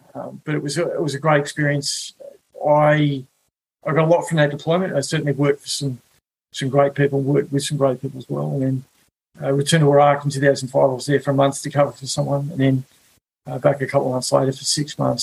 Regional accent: Wollongong, New South Wales, Australia; moved away as an adult; also born or lived in Alice Springs; now in New York, United States; I grew up in Wollongong, a uh, you know, beautiful place

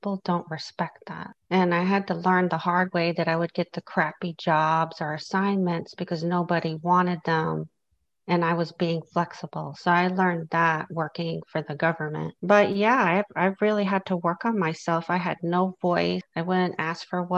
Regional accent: New York, United States; now in Southern United States; where I grew up in New York, people were nosy and they would ask you a lot of questions. And I live in the South now

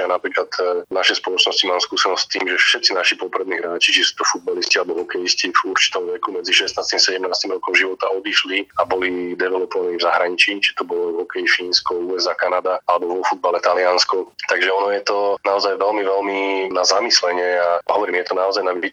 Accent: Slovakia; ako sme my Slováci.

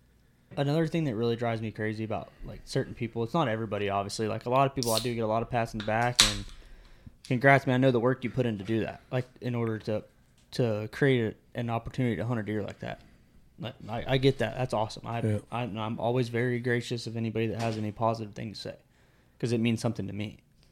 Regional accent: Florida, United States; also born or lived in West Virginia; Yes, because I'm from Florida.

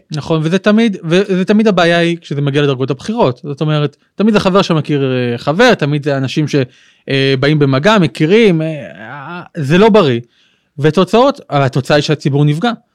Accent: Ashkelon, Southern District, Israel; now in Modi'in, Israel; אני גדלתי בבית אה, של הציונות הדתית, כיפה סרוגה קלאסית, אה, באשקלון

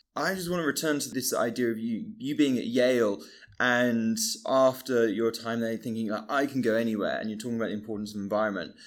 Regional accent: Bristol, South West England, United Kingdom; I grew up in Bristol in a, in a different place

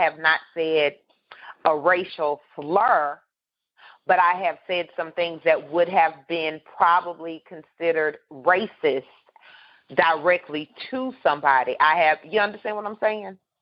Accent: California, United States; I grew up in California

